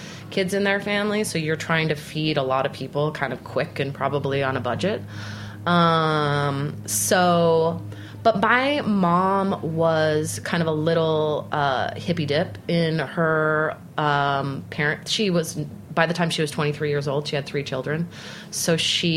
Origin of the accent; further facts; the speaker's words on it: Salt Lake City, Utah, United States; moved away as an adult; now in New York City, United States; growing up in Salt Lake City.